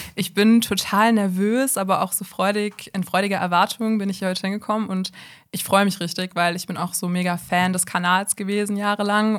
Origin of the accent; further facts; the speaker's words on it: Bonn, North Rhine-Westphalia, Germany; ich bin 23 und ich komme aus Bonn